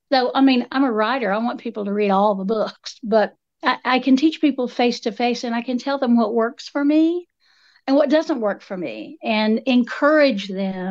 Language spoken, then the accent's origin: English; Appalachia, United States; I'm Appalachian multiple generations back